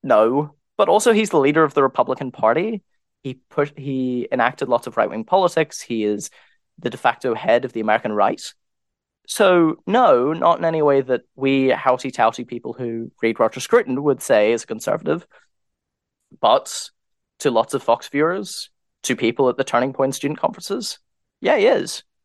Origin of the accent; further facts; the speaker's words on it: United Kingdom; I'm a British writer